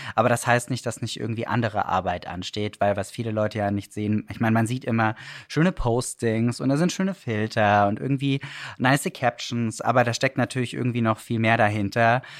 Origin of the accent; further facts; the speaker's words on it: Swabian Black Forest, Baden-Württemberg, Germany; also born or lived in Stuttgart; now in Berlin, Germany; ich war ein kleiner Junge ähm, im schwäbischen Schwarzwald